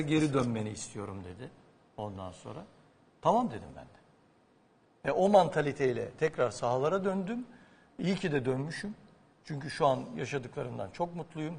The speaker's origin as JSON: {"language": "Turkish", "town": "Adapazarı", "region": "Sakarya", "country": "Turkey", "said": "Ben Adapazarlıyım"}